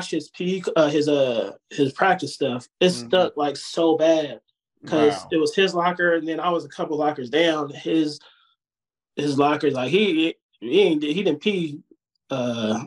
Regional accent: California, United States; born or raised there; also born or lived in Georgia

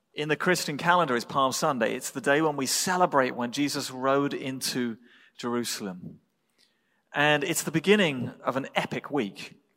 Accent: England, United Kingdom; moved away; I was born in England

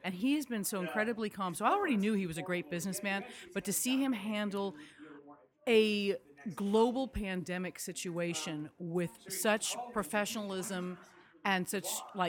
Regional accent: Malibu, California, United States; I'm a Southern California native

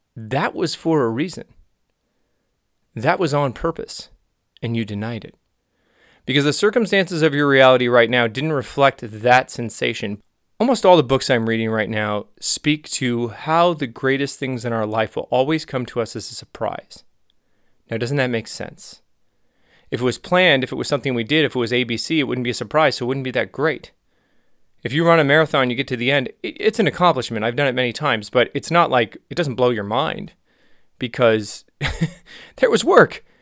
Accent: Los Angeles, California, United States; also born or lived in Santa Cruz; I was from the San Fernando Valley, L A, and I was in Santa Cruz

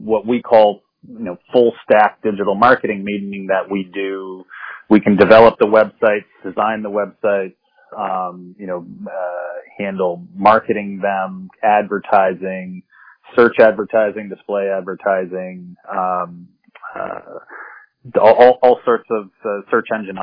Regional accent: the Northampton area, Massachusetts, United States; also born or lived in Boston; I'm originally from the area and moved back from Boston

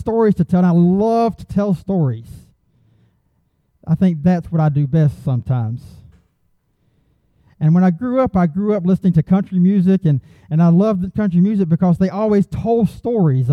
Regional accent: Augusta, Georgia, United States; I come from the Augusta area

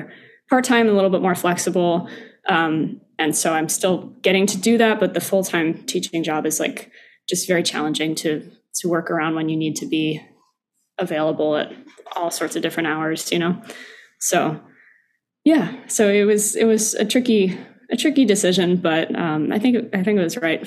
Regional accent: Albany, New York, United States; also born or lived in Michigan; now in New York City, United States; I grew up in upstate New York. I grew up in Albany

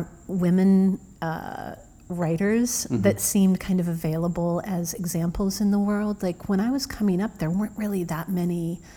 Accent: middle of Illinois, United States; now in New York, United States; I grew up in the middle of Illinois

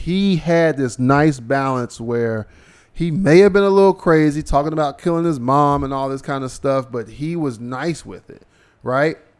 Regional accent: Cincinnati, Ohio, United States; I'm from Ohio. I'm from Cincinnati

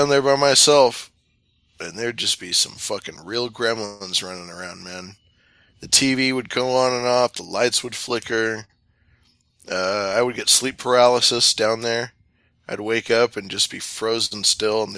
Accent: Sacramento River Delta region, California, United States; I grew up in the Sacramento River Delta region

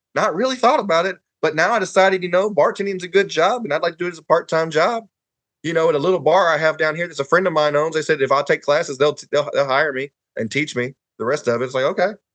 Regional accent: Huntsville, Alabama, United States; So I grew up in bowling in Huntsville.

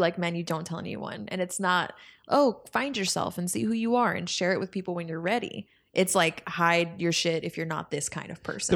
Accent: Spring, Texas, United States; growing up in Spring, Texas

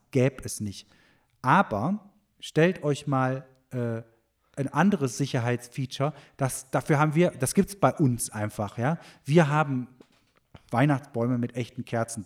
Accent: Germany; bei uns in Deutschland

